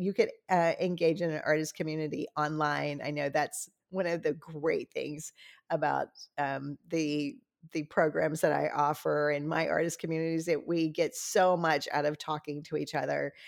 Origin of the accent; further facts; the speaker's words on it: Louisiana, United States; I'm from Louisiana